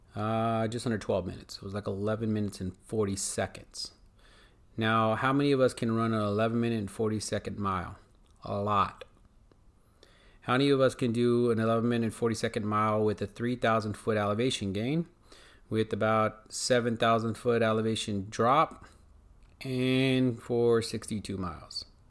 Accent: United States; I'm American

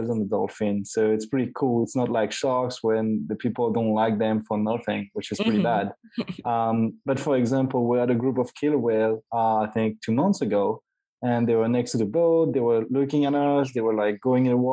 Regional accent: Martinique; also born or lived in France / Canada; I grew up in Martinique

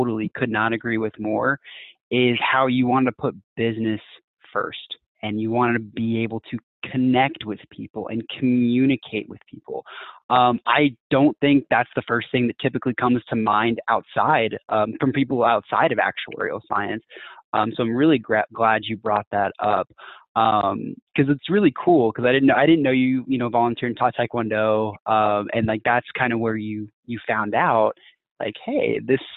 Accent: Texas, United States; I'm from Texas

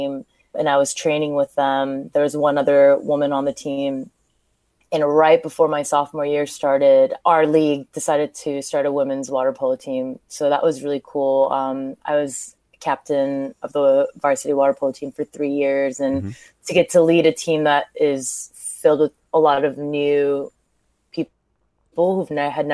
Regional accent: California, United States; also born or lived in Seoul, South Korea; I grew up in California

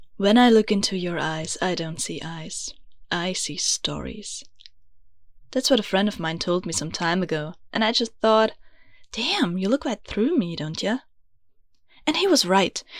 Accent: Vienna, Austria; first language German; English is a second language; I'm from Vienna, beautiful, grumpy Austria, which you might have guessed, because I know I have an accent. Yeah, English is not my mother tongue. It's actually German

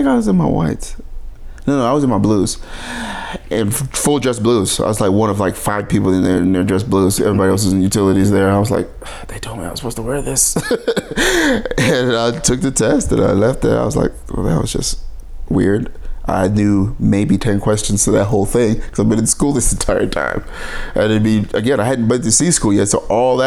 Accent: Washington, United States; moved away; I'm from Washington

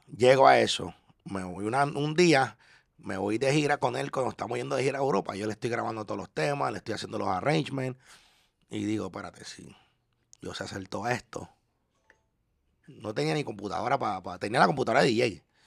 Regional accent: Panama; also born or lived in Orlando, United States / Ocala, United States; now in Miami, United States; yo como panameño

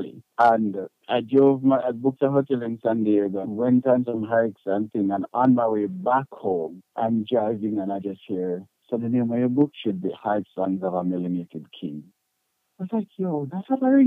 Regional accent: Portmore, Saint Catherine, Jamaica; moved away; also born or lived in Spanish Town, Jamaica; I was born in the one and only Spain town, Spanish Town, St. Catherine

